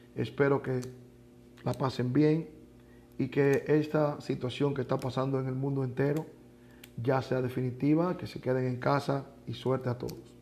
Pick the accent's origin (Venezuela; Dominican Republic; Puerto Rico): Dominican Republic; now in Mexico; Soy dominicano